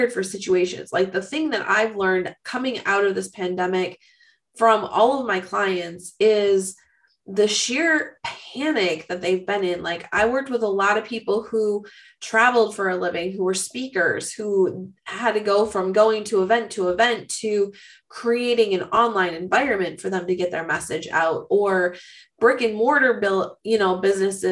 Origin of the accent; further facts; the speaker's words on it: Minnesota, United States; stereotyping me as a Minnesotan